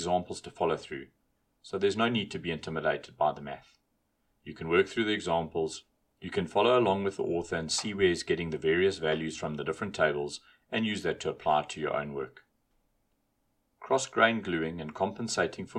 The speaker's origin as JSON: {"language": "English", "country": "South Africa", "said": "as a South African"}